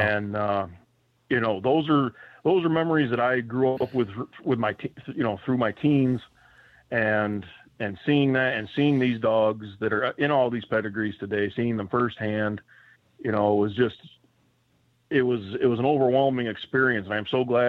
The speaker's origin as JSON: {"language": "English", "region": "New York", "country": "United States", "tie": "born or raised there", "said": "which was just about halfway from Clay, West Virginia, to where I was born and raised in Western New York."}